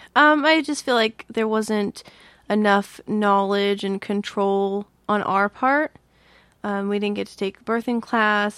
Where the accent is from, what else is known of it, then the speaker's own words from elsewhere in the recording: Massachusetts, United States; moved away; grew up in Massachusetts, and we rode the T all the time.